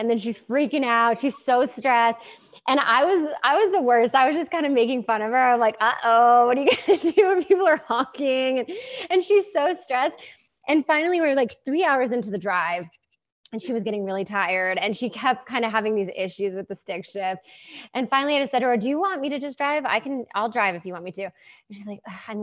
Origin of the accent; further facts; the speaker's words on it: New Hampshire, United States; I grew up in New Hampshire in the middle of nowhere